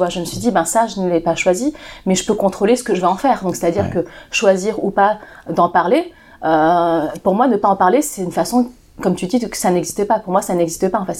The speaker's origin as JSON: {"language": "French", "country": "China", "said": "C'est des gens, moi je suis chinoise, donc les gens qui m'ont fait ça, c'est des gens de ma région qui, sont chinois aussi."}